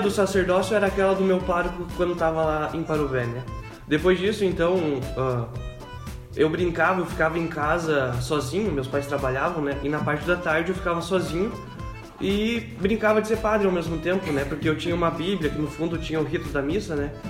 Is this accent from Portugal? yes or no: no; Parobé, Rio Grande do Sul, Brazil; Sou da cidade de Parobé